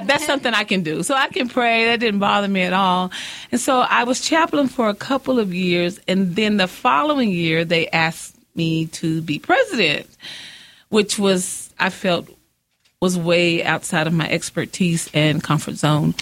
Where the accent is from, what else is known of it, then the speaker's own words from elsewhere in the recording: Midland, Texas, United States; also born or lived in Odessa, Texas; I was born in Odessa, uh-huh. moved here in the ninth grade, went to Austin